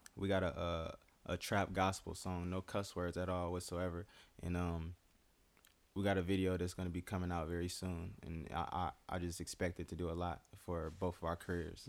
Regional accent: United States; growing up in the Quad Cities

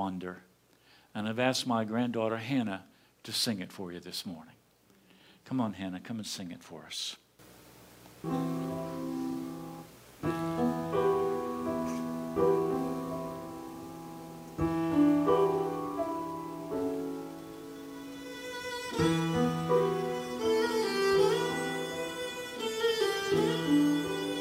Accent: Appalachian Mountains, United States; Barbara and I hail from the Appalachian Mountains. We're hillbillies. We grew up in those hills.

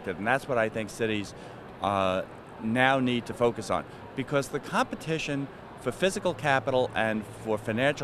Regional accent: New York, United States; my hometown, New York

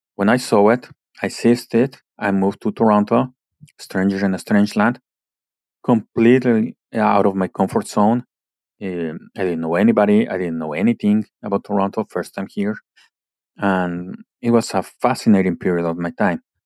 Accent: Mexico City, Mexico; now in Canada; I was born and raised in Mexico City

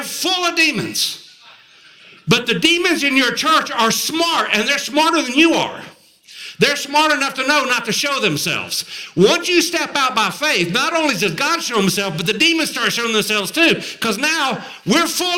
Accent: Murfreesboro, Tennessee, United States; They actually met in Murfreesboro, which is a real honor for us, my hometown, where I live now.

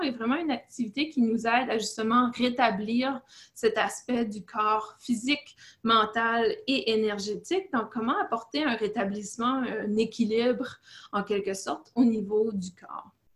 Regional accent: Canada; moved away as an adult; now in Fort Bragg, United States; je suis canadienne

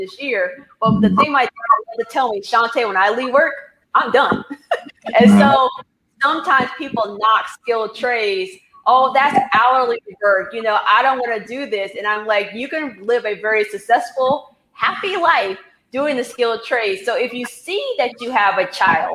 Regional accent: Indiana, United States; I was born in Indiana, where I was like, I'm leaving this state, and I was going to leave

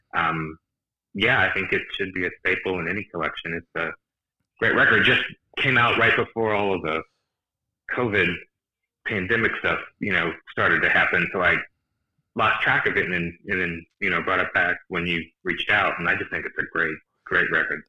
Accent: Cincinnati, Ohio, United States; I'm from Cincinnati

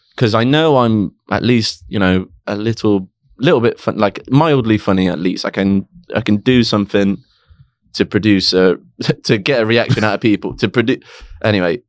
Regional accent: Coventry, West Midlands, United Kingdom; moved away as an adult; now in London, United Kingdom; I was born in Coventry in a hospital called Woolsgrave Hospital

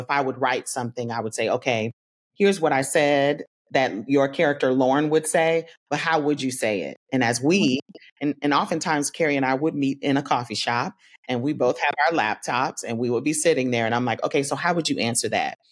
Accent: Tallahassee, Florida, United States; I'm from Tallahassee

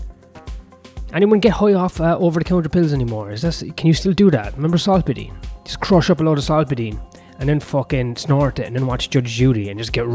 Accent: Ireland; I'm Irish

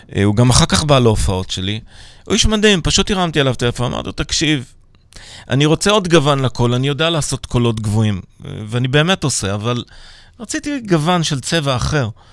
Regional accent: Petah Tikva, Central District, Israel; also born or lived in Pardes Hanna-Karkur / Manchester; נולדתי הרי בפתח תקווה

